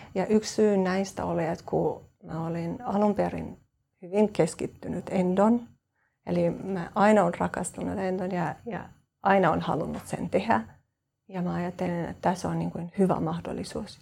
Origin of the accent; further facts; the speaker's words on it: Kosovo; Finnish is a second language; moved away as an adult; also born or lived in Turku, Finland; now in Espoo, Finland; mä oon Kosovosta. Äh, mä, äh, oon lähtenyt sieltä kolmetoista vuotta sitten ja mä muutin Suomeen perheen vuoksi